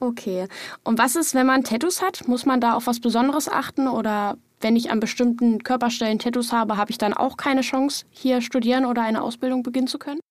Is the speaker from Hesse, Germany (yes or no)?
no; Lower Saxony, Germany; moved away as an adult; now in Saxony-Anhalt, Germany; Ich komme ja eigentlich auch aus Niedersachsen